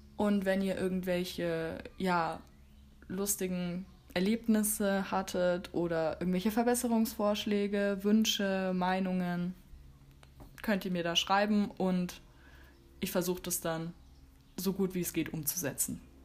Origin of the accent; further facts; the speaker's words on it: Germany; bei uns in Deutschland